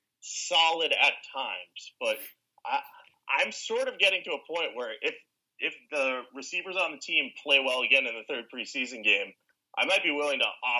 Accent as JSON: {"language": "English", "town": "Boston", "region": "Massachusetts", "country": "United States", "said": "I'm from Boston."}